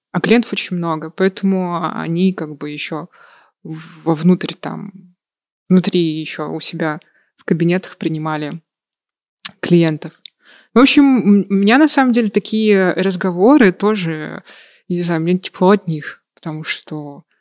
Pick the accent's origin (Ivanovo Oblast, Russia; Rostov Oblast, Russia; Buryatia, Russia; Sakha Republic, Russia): Sakha Republic, Russia; Yakutia; now in Moscow, Russia; я с Якутии.